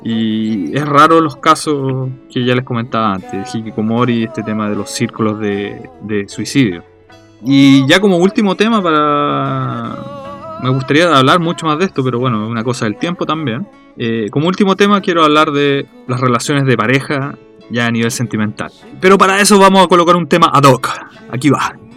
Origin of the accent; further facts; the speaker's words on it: Chile; now in Japan; como decimos en Chile